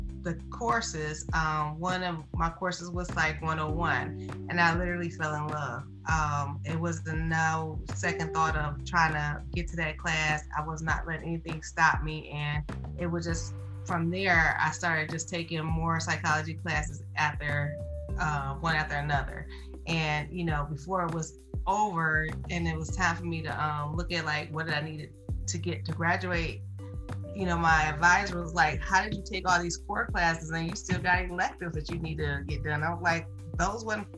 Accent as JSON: {"language": "English", "town": "Detroit", "region": "Michigan", "country": "United States", "tie": "born or raised there", "also_born_or_lived": "Heidelberg, Mississippi", "moved": "yes", "lives_now": "Georgia, United States", "said": "I am from Detroit. I was born and raised in Detroit."}